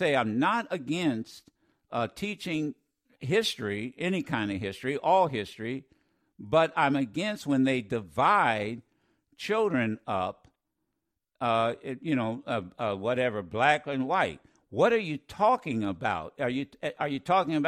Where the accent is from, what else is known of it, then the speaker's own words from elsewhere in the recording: Ohio, United States; growing up in Ohio